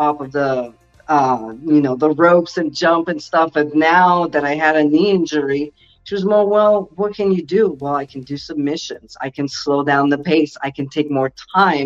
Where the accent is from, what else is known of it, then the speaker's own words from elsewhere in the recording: Quebec, Canada; moved away; also born or lived in Ontario; I was originally from Quebec, but I went to the province of Ontario and I went elsewhere